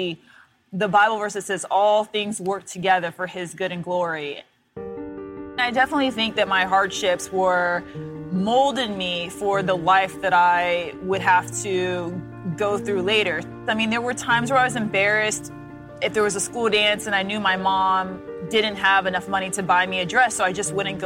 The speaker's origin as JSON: {"language": "English", "town": "Des Moines", "region": "Iowa", "country": "United States", "tie": "born or raised there", "said": "I grew up in Des Moines, Iowa."}